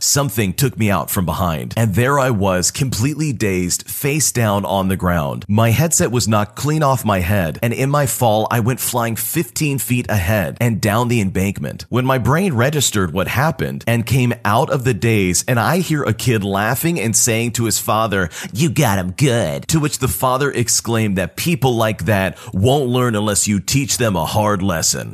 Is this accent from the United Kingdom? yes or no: no; Toronto, Ontario, Canada; I'm from Toronto